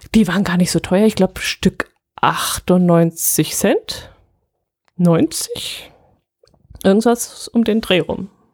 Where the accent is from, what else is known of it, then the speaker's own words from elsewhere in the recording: Allgäu, Germany; wir sind Allgäuer